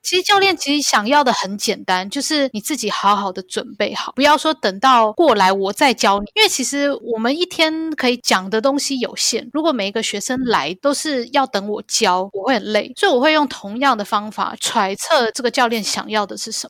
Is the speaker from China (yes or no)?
no; Taiwan; moved away as an adult; also born or lived in Canada; now in Hong Kong; 在台湾长大